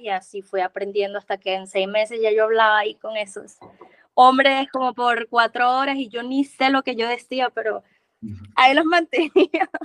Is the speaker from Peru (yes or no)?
no; Venezuela; moved away as an adult; also born or lived in Cali, Colombia; now in Medellín, Colombia; yo soy de Venezuela. Tengo ya cinco años acá en Colombia.